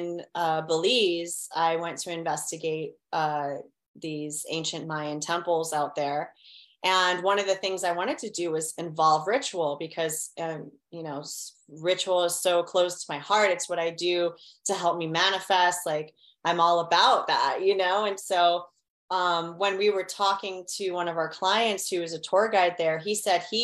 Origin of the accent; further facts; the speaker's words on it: Miami, Florida, United States; I grew up in Miami. We've got a lot of Latin American cultures out here